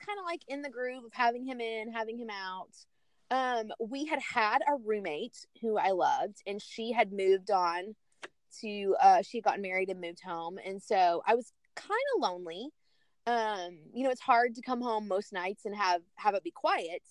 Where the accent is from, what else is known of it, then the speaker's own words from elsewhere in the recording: Chattanooga, Tennessee, United States; moved away as an adult; also born or lived in Knoxville, Tennessee; now in Orlando, United States; I grew up in Chattanooga